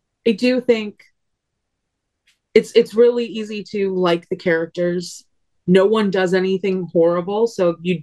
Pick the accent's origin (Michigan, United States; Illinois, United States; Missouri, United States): Illinois, United States; McHenry; I grew up in McHenry, Illinois.